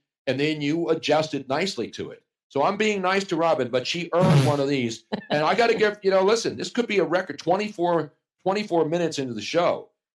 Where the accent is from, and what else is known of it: Philadelphia, Pennsylvania, United States